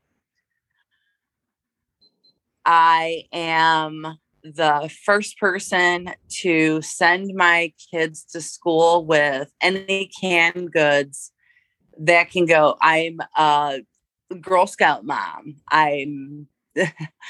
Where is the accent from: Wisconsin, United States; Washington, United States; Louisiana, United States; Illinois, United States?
Illinois, United States; Marseilles; I'm from Marseille, Chicago.